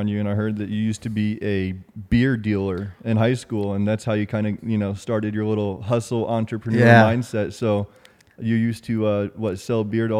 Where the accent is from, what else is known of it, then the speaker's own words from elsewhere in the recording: Vermont, United States; also born or lived in Rhode Island; yeah, I'm from Rhode Island, originally from Vermont.